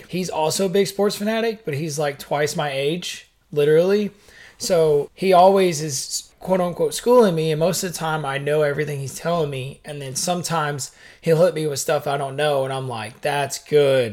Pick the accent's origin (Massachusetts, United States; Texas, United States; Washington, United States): Texas, United States; Fort Worth; we're from Fort Worth